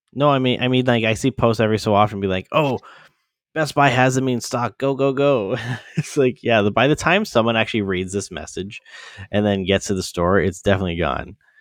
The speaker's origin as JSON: {"language": "English", "town": "London", "region": "Ontario", "country": "Canada", "tie": "born or raised there", "said": "my hometown London"}